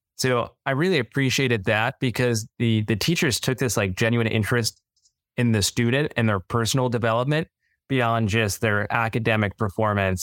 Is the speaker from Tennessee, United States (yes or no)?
no; Northern Virginia, United States; moved away as an adult; also born or lived in Davidson, North Carolina; now in Charlotte, United States; I grew up in Northern Virginia, not too far outside of D C